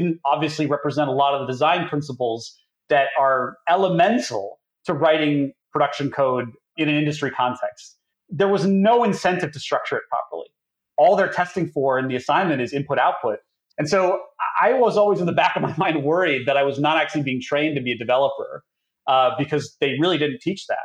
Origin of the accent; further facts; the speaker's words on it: Toronto, Ontario, Canada; I'm originally from Toronto